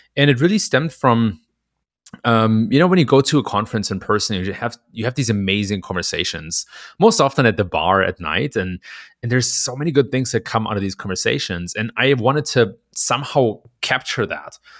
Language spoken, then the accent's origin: English; Germany; moved away as an adult; now in Chicago, United States; I was born and raised in Germany